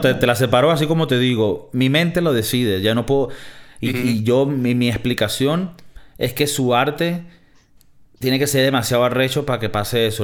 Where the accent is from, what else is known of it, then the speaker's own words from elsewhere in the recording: Venezuela; moved away; soy de Venezuela